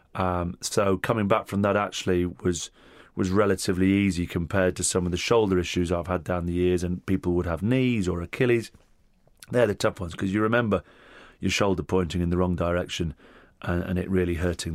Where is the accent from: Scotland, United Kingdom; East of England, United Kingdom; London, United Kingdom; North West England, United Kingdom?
North West England, United Kingdom; Hurst Green; first language Italian; also born or lived in Rome, Italy; Little village called Hurst Green, um, about three quarters of a mile from a school that my mother and father both taught at, which was Stonyhurst College